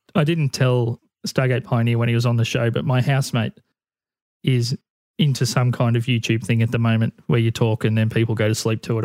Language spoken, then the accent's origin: English; Australia; the bigger independent acts in Australia were all stopping at the hotel that I used to manage the entertainment for